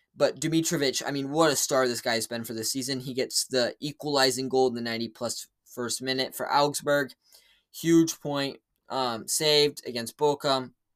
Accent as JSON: {"language": "English", "country": "United States", "said": "as an American"}